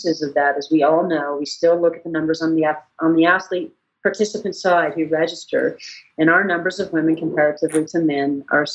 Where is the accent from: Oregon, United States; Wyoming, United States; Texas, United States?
Wyoming, United States; now in Leadville, United States; I didn't grow up there. I grew up in Wyoming